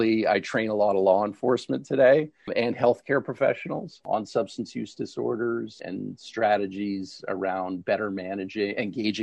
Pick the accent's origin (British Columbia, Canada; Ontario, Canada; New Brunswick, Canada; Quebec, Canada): Ontario, Canada; Toronto; moved away as an adult; also born or lived in New York / Philadelphia; now in United States; I'm originally from Canada, actually from Toronto. I came to the U.S.